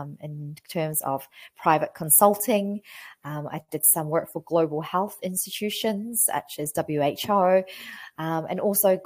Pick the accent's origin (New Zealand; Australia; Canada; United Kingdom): New Zealand; I'm a pharmacist from New Zealand.